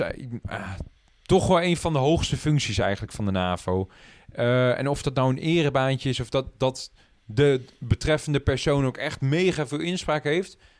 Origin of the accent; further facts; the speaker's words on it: Netherlands; voor ons als Nederlanders